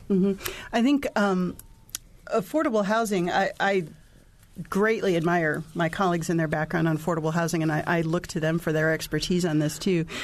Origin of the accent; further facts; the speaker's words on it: Gary, Indiana, United States; now in Bloomington, United States; I grew up in Gary, Indiana, and I've, I, in many ways, I watched my hometown